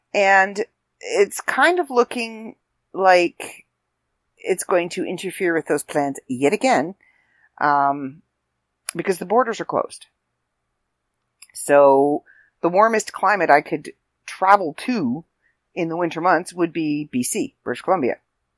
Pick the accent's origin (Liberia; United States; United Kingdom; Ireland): Ireland; freckles, and because I'm Irish, so I'm not exactly sure if I tan or if all my freckles kind of just merge into one big one.